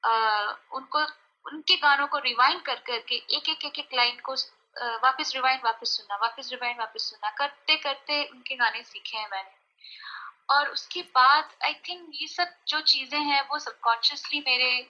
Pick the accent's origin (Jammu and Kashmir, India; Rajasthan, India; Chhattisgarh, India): Rajasthan, India; moved away; also born or lived in Mumbai; मैं राजस्थान में बड़ी, अच्छा। बड़ी हुई हूँ अच्छा पली बड़ी हुई